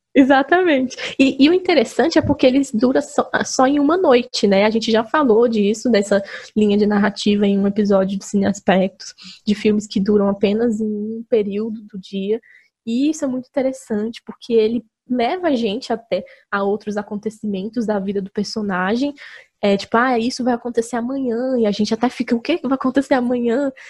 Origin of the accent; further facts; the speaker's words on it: Brazil; a gente, como brasileiro